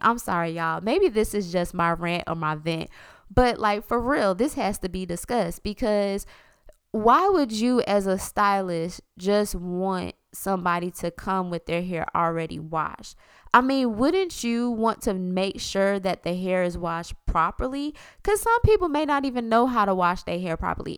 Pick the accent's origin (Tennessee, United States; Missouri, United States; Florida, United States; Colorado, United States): Florida, United States; South; I'm from South Florida